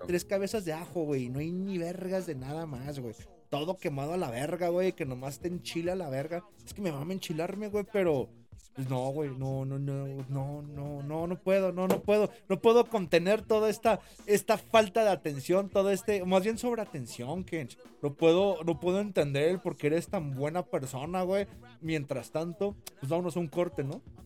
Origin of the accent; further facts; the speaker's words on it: Jalisco, Mexico; soy de Jalisco